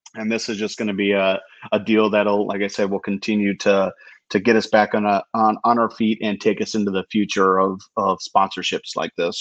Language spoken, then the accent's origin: English; United States; As an American